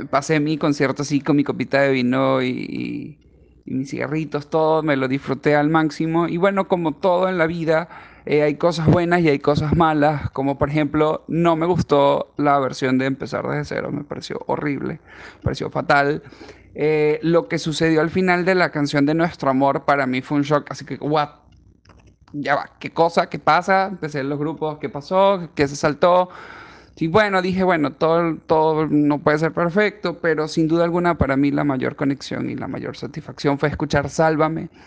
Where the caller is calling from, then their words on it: Lima, Peru; yo estoy en Lima, Perú.